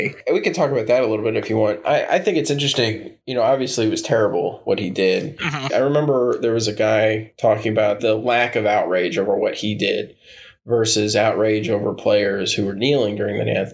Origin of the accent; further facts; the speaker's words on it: Florida, United States; I grew up in Florida